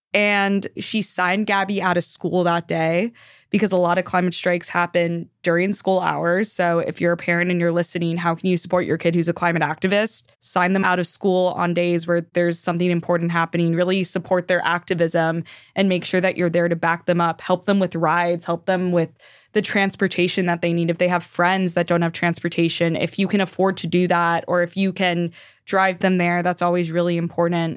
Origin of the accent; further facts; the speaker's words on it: Miami, Florida, United States; I grew up in Miami